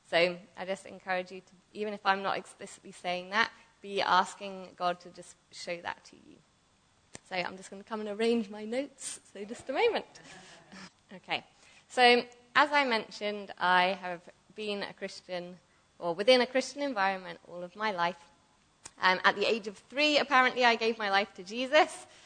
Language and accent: English; Buckinghamshire, South East England, United Kingdom; moved away; I'm from England, Buckinghamshire